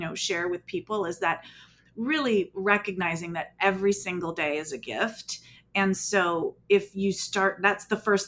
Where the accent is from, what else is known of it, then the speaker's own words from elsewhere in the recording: Southern California, United States; I was born and raised in Southern California